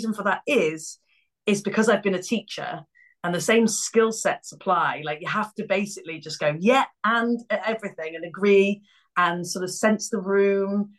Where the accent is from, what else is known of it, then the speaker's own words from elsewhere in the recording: Cleethorpes, Yorkshire and the Humber, United Kingdom; I joined an Amdram theatre company when I was about 14 in Cleethorpes, where I grew up